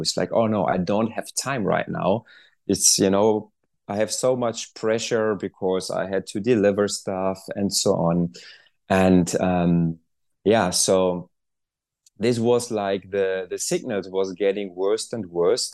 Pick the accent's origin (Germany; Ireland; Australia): Germany; moved away as an adult; I'm originally from Germany